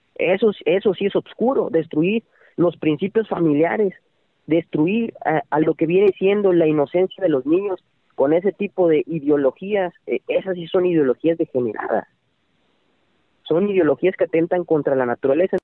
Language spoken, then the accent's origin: Spanish; Tamaulipas, Mexico; Yo soy de Tamaulipas